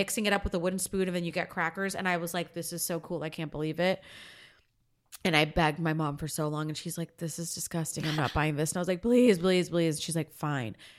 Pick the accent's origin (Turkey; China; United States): United States; Florida; now in Los Angeles, United States; I grew up in Florida